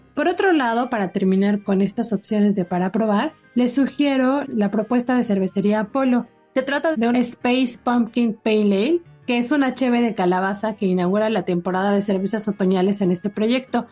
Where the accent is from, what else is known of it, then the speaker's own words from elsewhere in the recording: Mexico; nosotros como mexicanos